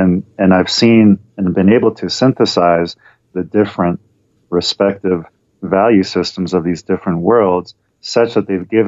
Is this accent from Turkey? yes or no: no; London, United Kingdom; born there; Sure. Yeah, my dad was British. He was born in London and then lived all over the world. He comes from an Orthodox Jewish background, and I was born in London.